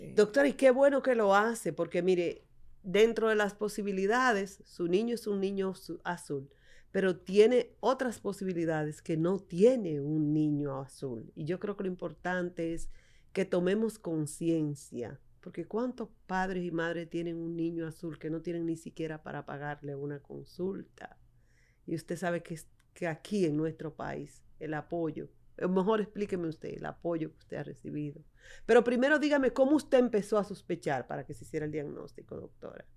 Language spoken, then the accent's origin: Spanish; San Juan de la Maguana, San Juan, Dominican Republic; Yo también soy de pueblo, usted del norte, yo del sur, San Juan de la Maguana